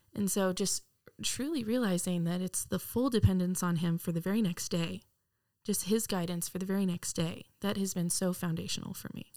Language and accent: English; Wylie, Texas, United States; I'm from Wiley, Texas. Grew up in Texas my entire life